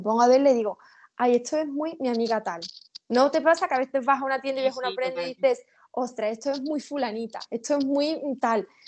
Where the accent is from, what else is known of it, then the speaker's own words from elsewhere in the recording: Seville, Andalusia, Spain; yo soy de Sevilla